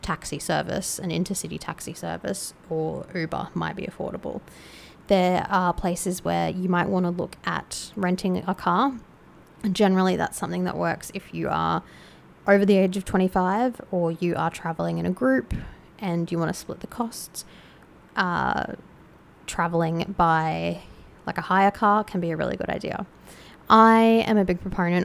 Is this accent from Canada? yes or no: no; Australia; As an Australian